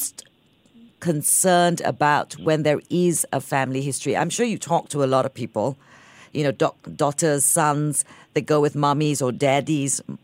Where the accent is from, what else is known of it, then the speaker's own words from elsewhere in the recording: Singapore; I'm Singaporean